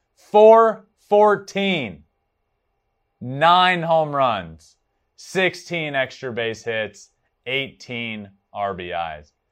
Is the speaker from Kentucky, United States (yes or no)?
no; Richmond, Virginia, United States; I was in, I was from, I am from Richmond, Virginia.